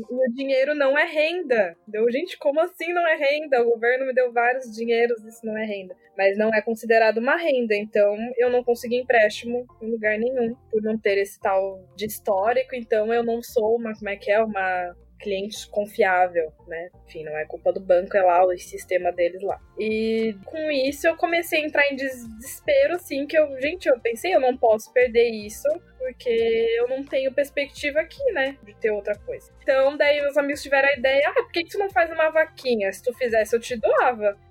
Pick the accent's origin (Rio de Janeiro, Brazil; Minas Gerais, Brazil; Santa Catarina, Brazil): Santa Catarina, Brazil; Florianópolis; Sou manezinha também, pirãozinho, tainha